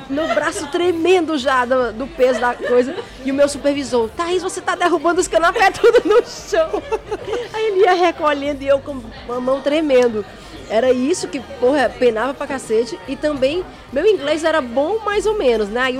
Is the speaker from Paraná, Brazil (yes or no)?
no; Ceará, Brazil; accent: Cearense; now in United Kingdom; Não, eu sou cearense mesmo e eu falo com sotaque mesmo. Minhas amigas toda vida ficam frescando comigo quando eu volto. Está, tu mora 10 anos lá na Inglaterra, tu ainda fala desse jeito?